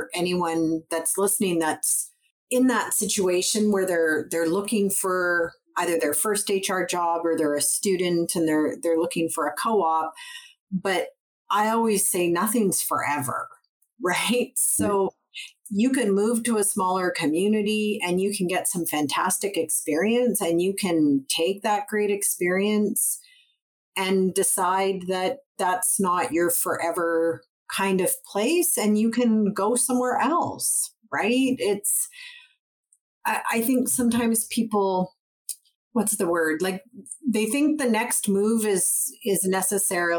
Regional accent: McBride, British Columbia, Canada; I grew up in McBride. It was 2.5 hours southeast of Prince George, 4 hours from Kamloops

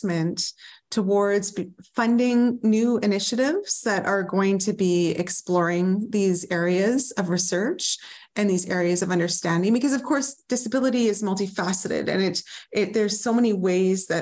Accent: Northern British Columbia, Canada; also born or lived in New Westminster; I grew up in Northern BC

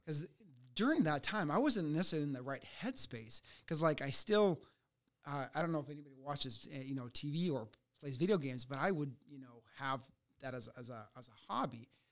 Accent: United States; also born or lived in Ukraine; I came here when I was six years old from Ukraine.

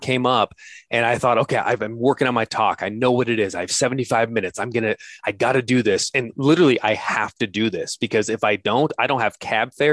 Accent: United States; I'm an American who's dead broke

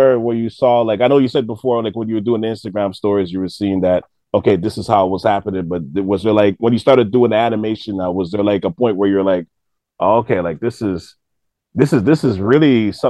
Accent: Toronto, Ontario, Canada; I mean, we're from Toronto, but this is what's kind of been happening here the last, like, 10, 15 years

